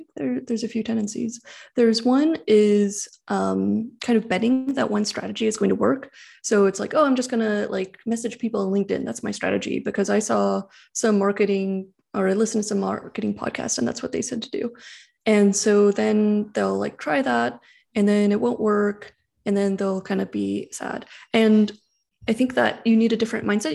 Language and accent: English; San Francisco Bay Area, California, United States; I grew up in the San Francisco Bay Area